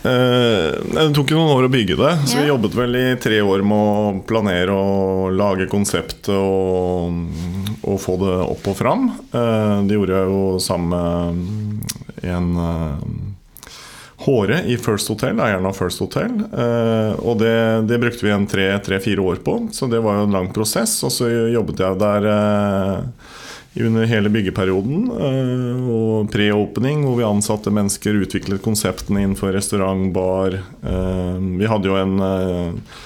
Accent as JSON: {"language": "Norwegian", "town": "Nykirke", "region": "Vestfold", "country": "Norway", "lives_now": "Horten, Norway", "said": "Jeg kommer egentlig fra Nykirke."}